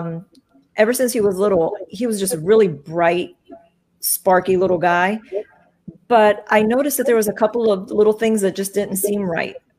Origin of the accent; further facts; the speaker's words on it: Miami, Florida, United States; now in Tampa, United States; I'm born and raised in Miami.